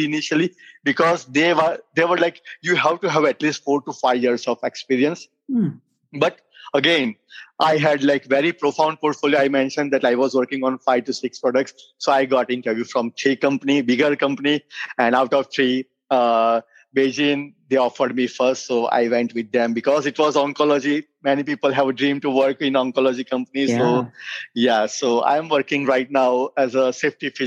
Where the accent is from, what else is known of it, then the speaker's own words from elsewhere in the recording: India; moved away as an adult; now in United States; I am a physician from India